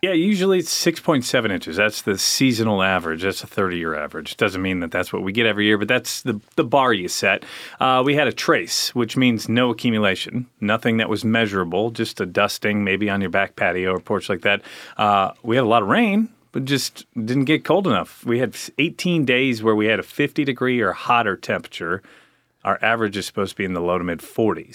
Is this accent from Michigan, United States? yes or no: no; Chicago, Illinois, United States; moved away; also born or lived in Alabama; from the suburbs of Chicago, but I moved here from Alabama